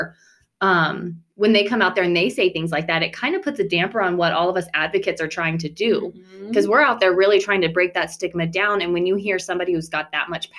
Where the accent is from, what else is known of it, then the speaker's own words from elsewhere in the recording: rural Nebraska, United States; podunk rural Nebraska